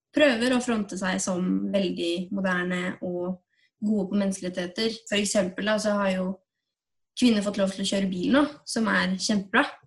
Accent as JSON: {"language": "Norwegian", "town": "Tønsberg", "region": "Vestfold", "country": "Norway", "moved": "as an adult", "lives_now": "Oslo, Norway", "said": "Jeg kommer fra Tønsberg, ikke så langt unna Oslo"}